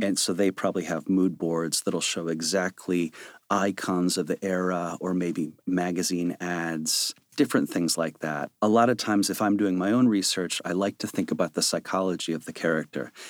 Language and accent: English; Chicago, Illinois, United States; moved away; I was a kid from Chicago who worked in a video store in high school